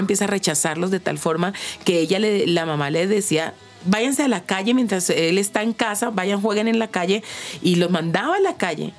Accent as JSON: {"language": "Spanish", "town": "Neiva", "region": "Huila", "country": "Colombia", "said": "yo en Tierra Caliente, yo soy de Neiva"}